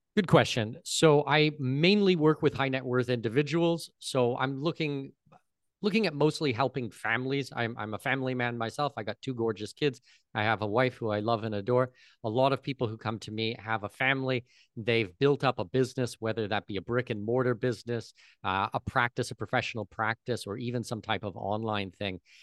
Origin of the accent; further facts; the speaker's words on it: near Toronto, southwestern Ontario, Canada; moved away as an adult; now in Panama; I'm Canadian. I, I was born close to Toronto